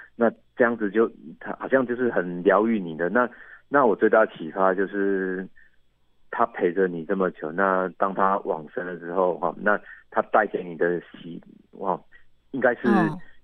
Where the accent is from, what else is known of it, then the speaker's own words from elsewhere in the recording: Yilan County, Taiwan; 那到我们宜兰这边，我们宜兰比较